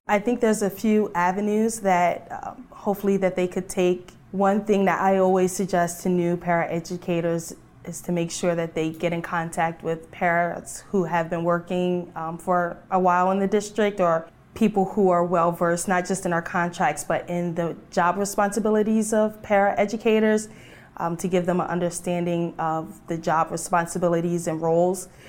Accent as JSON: {"language": "English", "region": "Delaware", "country": "United States", "said": "I'm from Delaware, and I work in a special education classroom."}